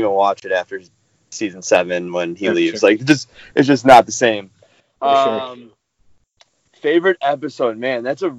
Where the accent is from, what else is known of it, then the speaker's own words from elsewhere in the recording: Chicago, Illinois, United States; now in Denver, United States; I'm 28 years old. I'm originally from Chicago, Illinois. I now live in Denver